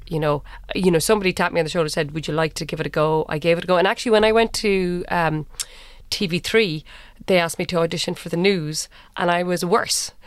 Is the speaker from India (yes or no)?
no; Cork, Munster, Ireland; I'm from Cork, uh, went to U C C